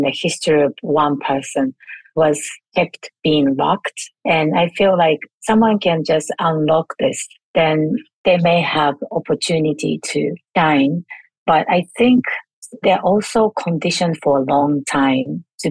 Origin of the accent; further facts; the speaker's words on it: Japan; moved away; I was born and raised in Japan, and I grew up with four generation household